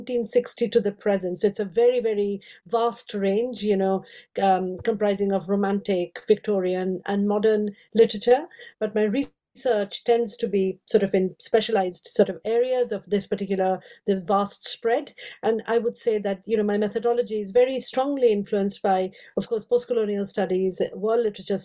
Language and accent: English; India; moved away as an adult; also born or lived in Oxford; I grew up in India. I have five Indian languages